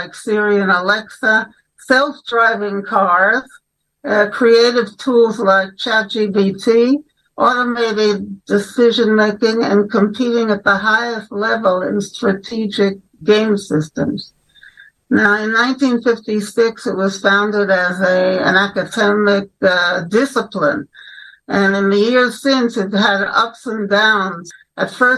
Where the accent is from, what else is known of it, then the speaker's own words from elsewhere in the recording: New York, United States; moved away as an adult; now in Jerusalem, Israel; I was born in New York. I wanted to be a journalist from the age of 12. I went to Orthodox day schools, and then I went for my BA in political science at Brooklyn College